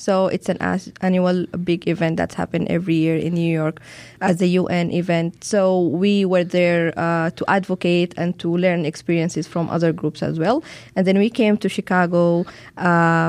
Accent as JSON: {"language": "English", "country": "Sudan", "said": "I'm from Sudan"}